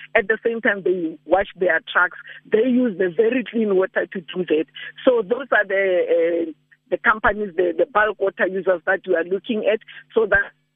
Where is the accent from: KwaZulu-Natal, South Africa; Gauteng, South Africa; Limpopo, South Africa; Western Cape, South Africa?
Limpopo, South Africa; I'm from Limpopo. There are rivers that we knew where we used to swim